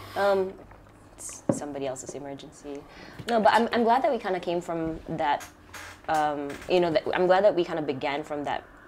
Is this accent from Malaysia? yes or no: yes; Sabah, Malaysia; growing up in Sabah here because you're always surrounded by nature